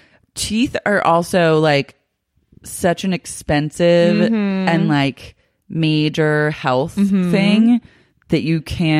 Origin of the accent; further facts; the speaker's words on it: Australia; Keep in mind, I'm Australian and didn't really realize that health and dental insurance were totally different.